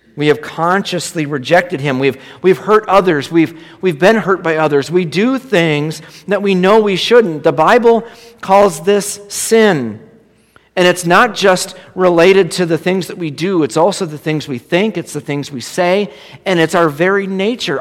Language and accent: English; Minneapolis, Minnesota, United States; I grew up in South Minneapolis